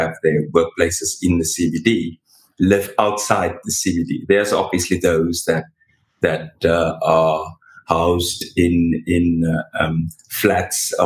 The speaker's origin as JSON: {"language": "English", "town": "Paarl", "region": "Western Cape", "country": "South Africa", "tie": "born or raised there", "moved": "as an adult", "lives_now": "Cape Town, South Africa", "said": "I was born and bred in Paarl"}